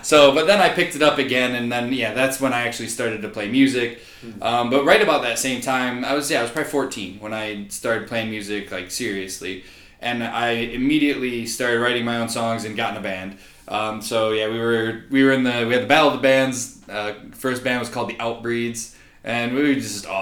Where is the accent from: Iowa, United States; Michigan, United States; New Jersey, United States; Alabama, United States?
Michigan, United States; Grand Rapids; moved away as an adult; also born or lived in Shanghai, China; I'm from Grand Rapids, Michigan originally